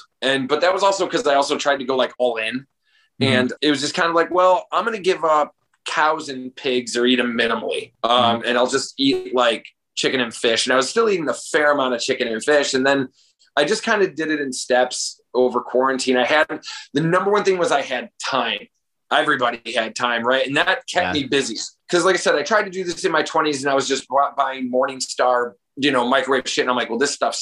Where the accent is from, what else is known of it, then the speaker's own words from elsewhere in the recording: Crestwood, Illinois, United States; also born or lived in Chicago, Illinois; I'm from like Crestwood, Illinois